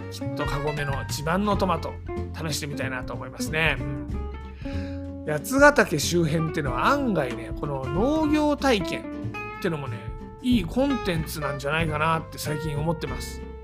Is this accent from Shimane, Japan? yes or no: no; Tama area, Tokyo, Japan; 東京多摩地区出身の